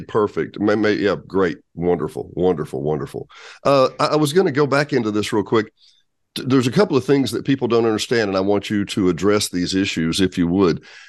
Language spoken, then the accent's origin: English; Benton, Arkansas, United States; also born or lived in Bryant, Arkansas; having always grown up in Arkansas myself, I grew up in Benton Bryant.